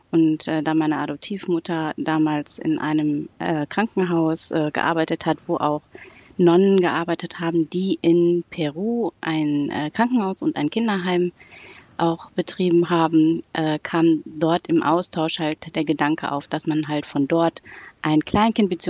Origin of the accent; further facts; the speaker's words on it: Unna, North Rhine-Westphalia, Germany; now in Wesel, Germany; also die meiste Zeit meiner Kindheit und Jugend bin ich in Unna aufgewachsen